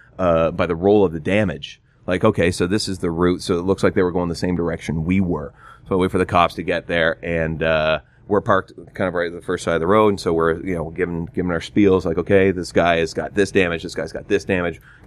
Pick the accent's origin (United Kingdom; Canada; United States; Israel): Canada; Gananoque, Ontario; moved away; I'm from Gananoque